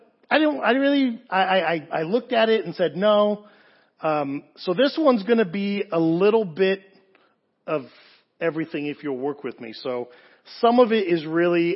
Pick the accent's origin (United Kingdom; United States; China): United Kingdom; England; moved away; also born or lived in Southern California; As a kid growing up in England, I wanted to do two things when I moved to Southern California